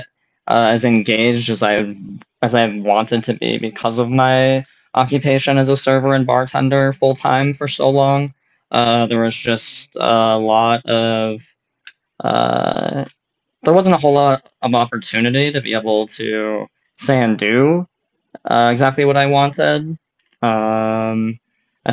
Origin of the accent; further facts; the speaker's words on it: North Dakota, United States; also born or lived in Minnesota; I was born and raised in North Dakota for most of my life.